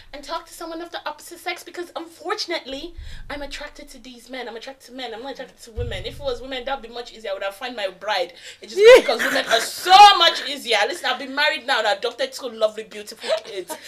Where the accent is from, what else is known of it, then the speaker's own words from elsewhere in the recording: Nigeria; I'm Nigerian